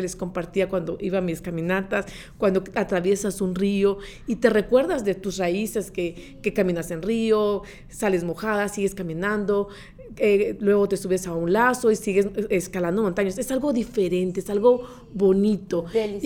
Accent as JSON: {"language": "Spanish", "country": "Guatemala", "tie": "born or raised there", "moved": "as an adult", "lives_now": "Orange County, United States", "said": "soy originaria de Guatemala"}